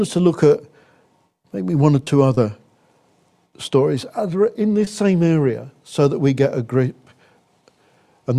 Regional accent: England, United Kingdom; we're English, culturally, we take our pleasures seriously

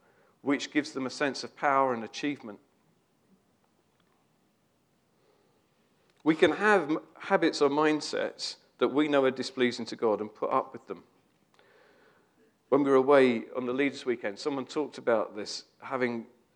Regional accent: United Kingdom; we're British

